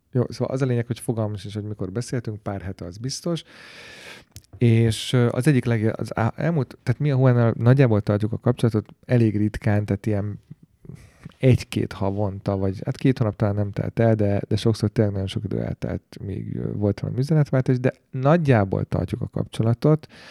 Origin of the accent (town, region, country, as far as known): Hungary